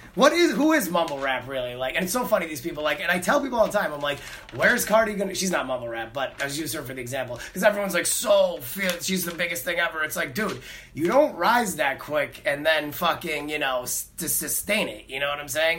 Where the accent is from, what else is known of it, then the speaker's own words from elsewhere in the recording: Connecticut, United States; I grew up in Connecticut. I lived in Connecticut at the time.